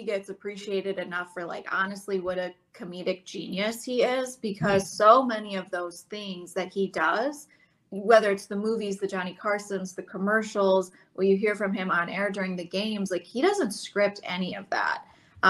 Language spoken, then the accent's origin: English; Madison, Wisconsin, United States; I grew up in Madison